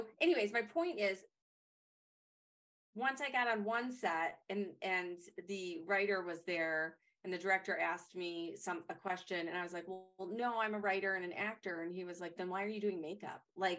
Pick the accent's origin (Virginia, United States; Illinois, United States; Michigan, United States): Michigan, United States; Detroit; I'm from Detroit, but I had all these Detroit contacts